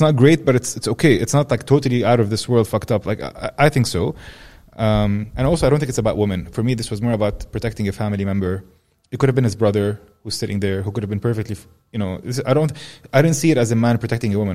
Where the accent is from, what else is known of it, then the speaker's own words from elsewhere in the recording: Amman, Amman Governorate, Jordan; I grew up in Amman